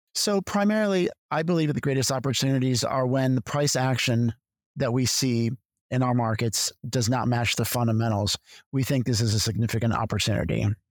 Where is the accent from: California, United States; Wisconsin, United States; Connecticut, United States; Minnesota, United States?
Connecticut, United States; moved away as an adult; also born or lived in Philadelphia / New York; I'm originally from Connecticut